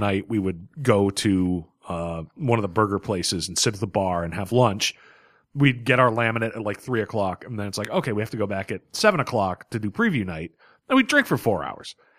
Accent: Boston, Massachusetts, United States; as a Bostonian

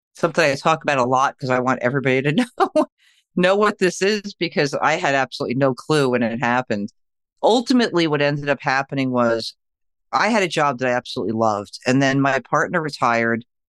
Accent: New York, United States; I am from New York

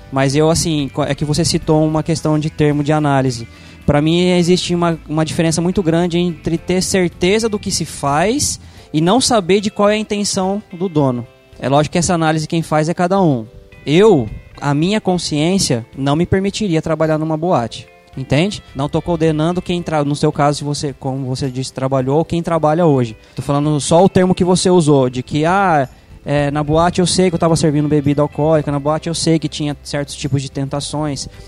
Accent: Brazil; como brasileiro de maneira geral

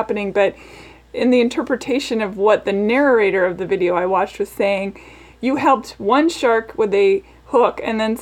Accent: Seattle, Washington, United States; now in Nashville, United States; Originally, I was born in Seattle

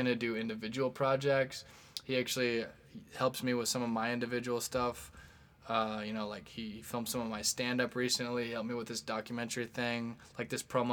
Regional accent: Midwest, United States; we're all from the Midwest

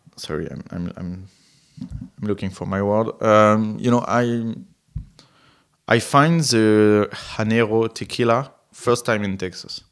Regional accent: France; English is a second language; I'm from France

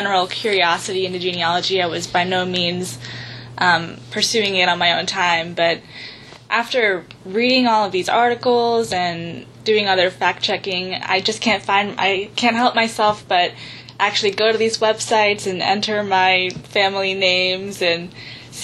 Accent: Cincinnati, Ohio, United States; I'm from Cincinnati

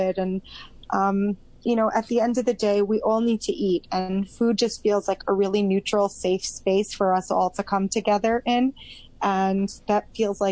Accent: Long Island, New York, United States; moved away as an adult; now in Israel; I grew up in New York, in Long Island

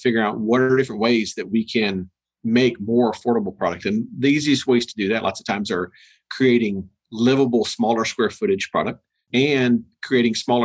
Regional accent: Texas, United States; moved away as an adult; also born or lived in Dallas, Texas; now in Atlanta, United States; we're originally from Texas

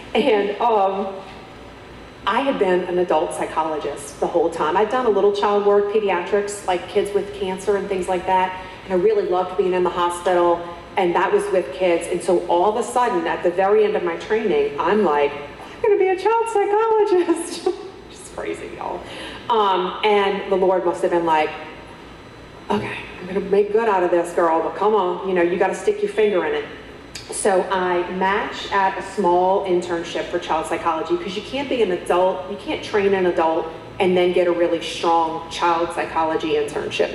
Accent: Metairie, Louisiana, United States; moved away; I'm from Metairie.

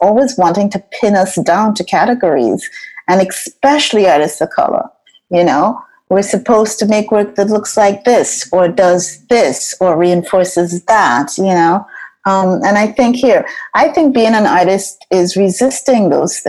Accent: Trinidad & Tobago; moved away as an adult; now in United States; growing up in Trinidad

